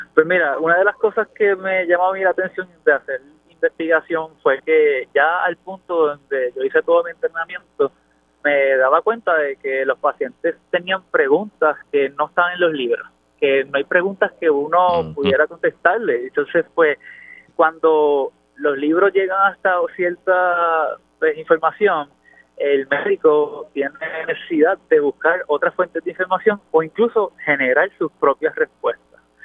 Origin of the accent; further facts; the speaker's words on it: Puerto Rico; also born or lived in Houston; yo soy el boniteño, así que eh, nací allí en el pueblo de Bonito